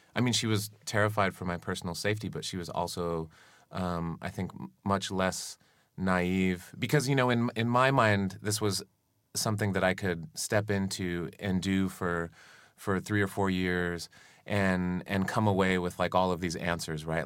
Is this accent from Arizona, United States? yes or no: yes; Arizona, United States; I grew up in Arizona